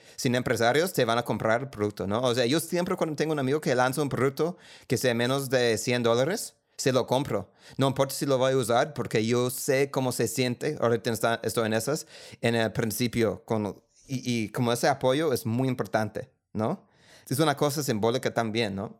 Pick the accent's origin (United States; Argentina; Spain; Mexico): United States; accent: gringo; Spanish is a second language; moved away as an adult; now in Colombia; Yo vengo de la clase media de los Estados Unidos